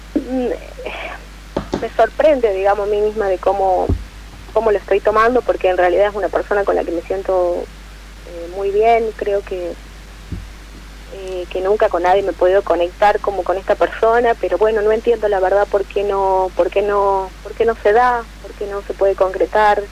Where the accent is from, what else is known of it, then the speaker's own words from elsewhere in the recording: San Pedro, Jujuy, Argentina; soy de, de Jujuy, de la ciudad de San Pedro